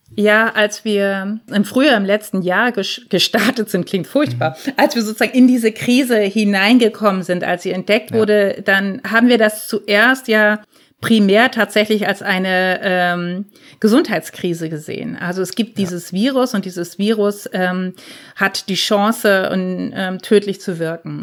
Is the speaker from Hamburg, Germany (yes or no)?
no; near Lübeck, Schleswig-Holstein, Germany; moved away as an adult; also born or lived in Darmstadt; als Norddeutsche, die aus Lübeck kommt oder aus der Nähe davon